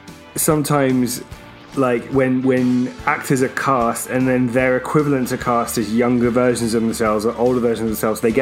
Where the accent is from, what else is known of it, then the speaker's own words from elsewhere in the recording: United Kingdom; as British men